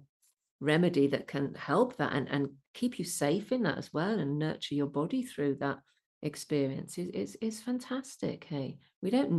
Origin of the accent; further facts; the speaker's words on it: Birmingham, West Midlands, United Kingdom; accent: Brummie; also born or lived in Solihull / Worcestershire; I grew up in the Midlands